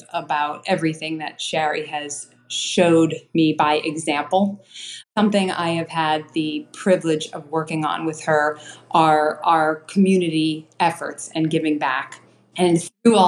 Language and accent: English; Newton, Massachusetts, United States; I grew up in Newton, Massachusetts, and I'm just probably 6 minutes down the road kind of from Newton.